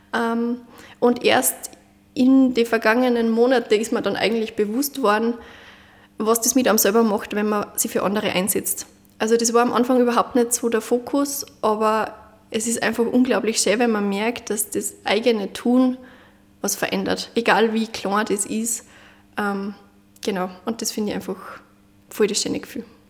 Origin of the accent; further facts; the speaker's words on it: Munderfing, Upper Austria, Austria; Munderfing in Oberösterreich